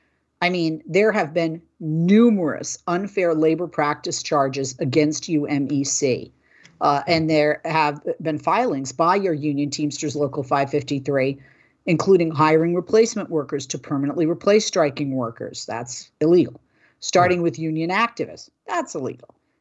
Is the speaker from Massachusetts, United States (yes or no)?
yes; Boston, Massachusetts, United States; I'm from Boston